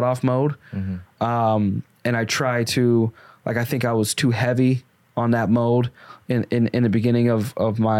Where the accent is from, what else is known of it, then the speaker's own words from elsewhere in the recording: Arkansas, United States; I grew up in Arkansas